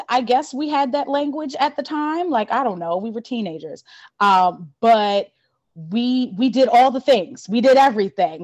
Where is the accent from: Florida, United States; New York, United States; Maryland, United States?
Maryland, United States; Baltimore; also born or lived in Philadelphia; I'm from Baltimore, um, born and raised in Baltimore